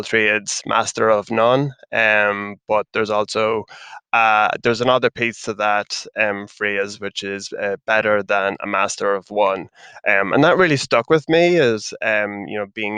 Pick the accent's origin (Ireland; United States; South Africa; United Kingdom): Ireland; accent: Irish; As you can kind of tell from the accent, I'm Irish